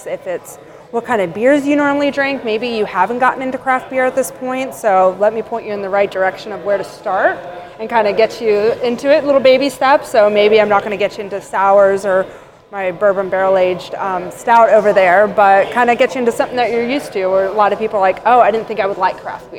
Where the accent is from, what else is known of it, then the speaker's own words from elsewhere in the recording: Asheville, North Carolina, United States; now in Knoxville, United States; I'm from Asheville, North Carolina originally